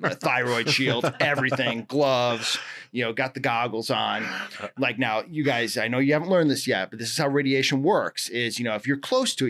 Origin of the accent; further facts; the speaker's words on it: Indiana, United States; moved away as an adult; also born or lived in Michigan; I grew up in Midwest